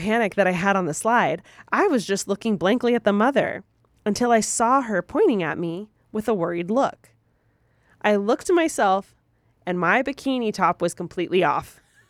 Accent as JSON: {"language": "English", "region": "California", "country": "United States", "said": "So I'm originally from Reno Valley, which is near Riverside, close to the San Bernardino area"}